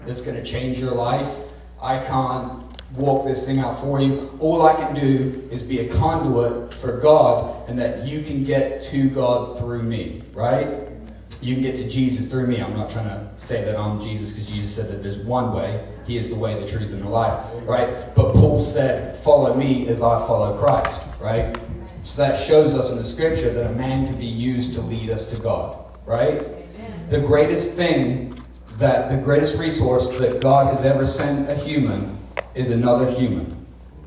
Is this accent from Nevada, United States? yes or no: no; Felicity, Ohio, United States; also born or lived in Ipswich, England; I was raised in a tiny little farm town called Felicity on the east